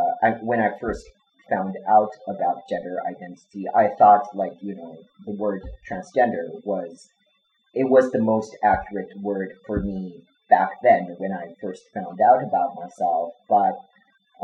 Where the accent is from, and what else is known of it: Japan